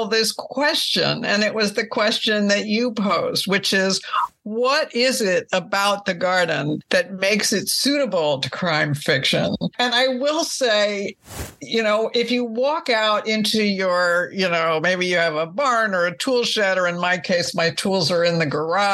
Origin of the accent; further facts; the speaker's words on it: Northeast, United States; I grew up in the Northeast where I still live.